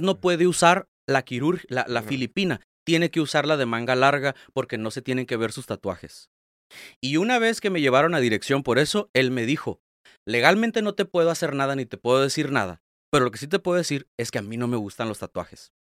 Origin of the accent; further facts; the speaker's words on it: Tijuana, Baja California, Mexico; Yo soy de aquí de Tijuana, nacido y vivido aquí 100%.